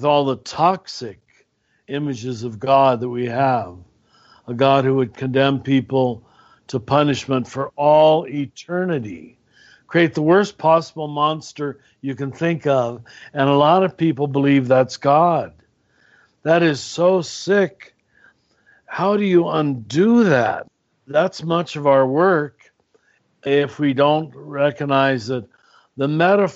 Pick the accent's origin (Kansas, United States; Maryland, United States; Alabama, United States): Kansas, United States; now in New Mexico, United States; grew up in Kansas